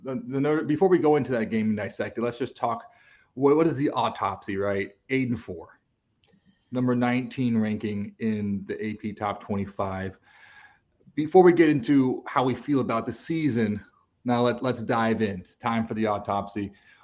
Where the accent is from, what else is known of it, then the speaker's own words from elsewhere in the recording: Texas, United States; I grew up in Texas